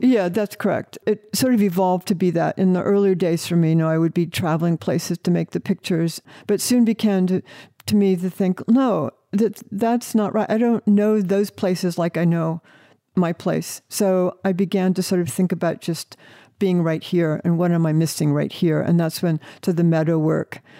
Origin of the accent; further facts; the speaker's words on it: Northeast Ohio, United States; I grew up in the Forest of Ohio.